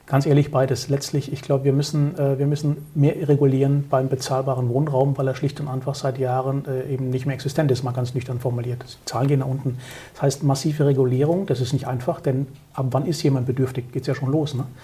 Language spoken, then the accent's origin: German; South Germany, Germany; ich bin aus Süddeutschland, dort haben wir schon so ein paar städtische Lagen